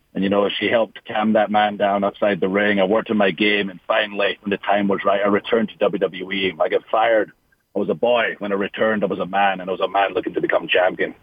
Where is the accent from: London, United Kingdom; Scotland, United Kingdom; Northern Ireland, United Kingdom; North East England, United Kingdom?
Scotland, United Kingdom; moved away; growing up in Scotland and the sacrifices my family had to make